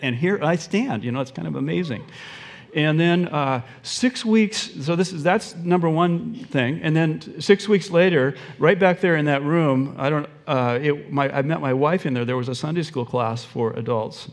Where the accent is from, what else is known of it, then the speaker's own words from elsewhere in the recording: Olympia, Washington, United States; also born or lived in Mercer Island, Washington; I grew up in Olympia and uh, w- went to the University of Washington